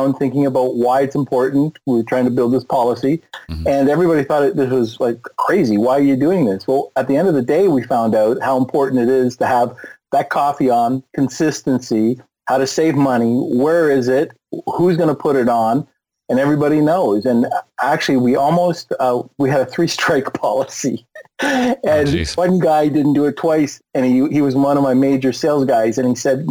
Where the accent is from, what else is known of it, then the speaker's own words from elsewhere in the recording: Canada; also born or lived in Tampa, Florida; I'm Canadian.